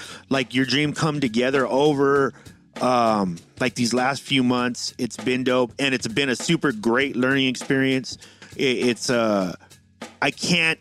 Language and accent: English; San Diego, California, United States; I'm from San Diego